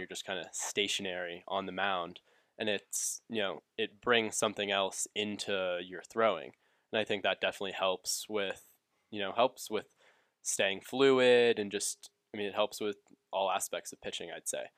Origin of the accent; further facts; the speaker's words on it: Atlanta, Georgia, United States; I grew up in Atlanta